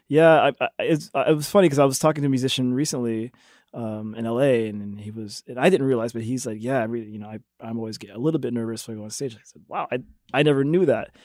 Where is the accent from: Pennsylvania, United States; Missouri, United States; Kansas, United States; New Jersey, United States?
Missouri, United States; Jefferson City; I grew up in Jefferson City